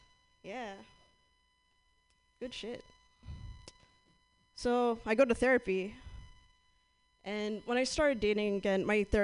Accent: Southern California, United States; moved away; I'm from Southern California

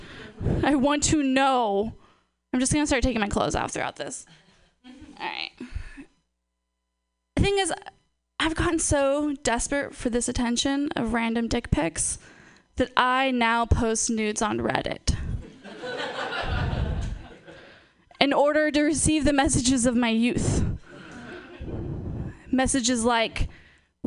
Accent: Portland, Oregon, United States; moved away; I'm from Portland

